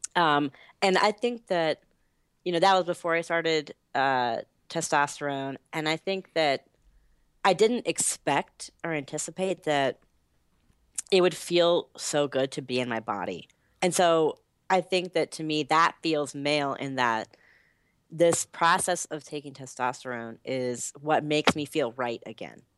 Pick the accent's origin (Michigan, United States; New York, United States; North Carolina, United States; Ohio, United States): North Carolina, United States; Asheville; moved away as an adult; also born or lived in Boston; now in Washington, D.C., United States; I grew up in North Carolina, specifically Western North Carolina. So in the mountains, um, is where I call home in Asheville.